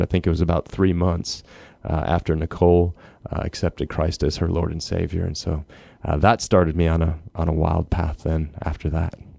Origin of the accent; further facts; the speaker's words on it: Minnesota, United States; I grew up in Minnesota